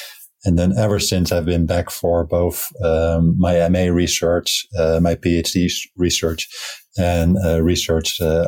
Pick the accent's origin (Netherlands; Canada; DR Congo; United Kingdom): Netherlands; moved away as an adult; now in Ohio, United States; I'm originally from the Netherlands